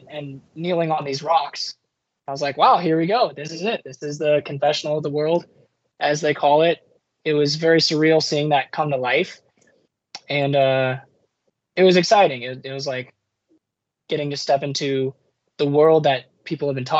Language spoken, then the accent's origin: English; San Diego, California, United States; also born or lived in Notre Dame, Indiana; born and raised in San Diego